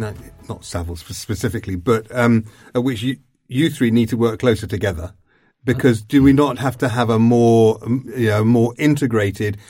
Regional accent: London, United Kingdom; I'm a Londoner

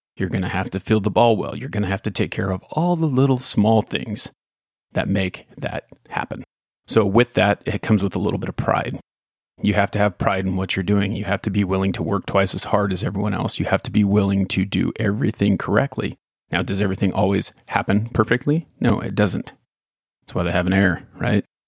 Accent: California, United States; when I was growing up in California

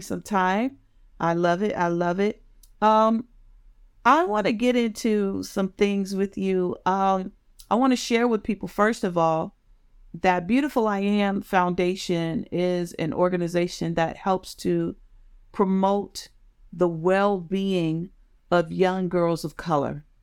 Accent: United States; my area where I grew up in Maryland and Washington, D C.

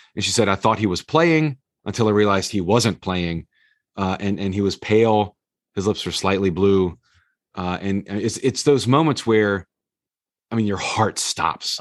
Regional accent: the South, United States; growing up in the South

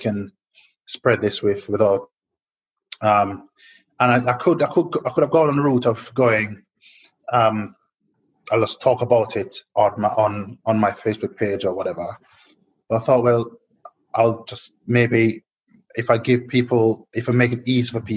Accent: Jamaica; growing up in Jamaica

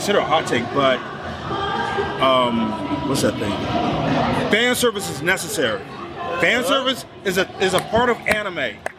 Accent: Dallas, Texas, United States; up in my hometown, at one point in the Dallas area

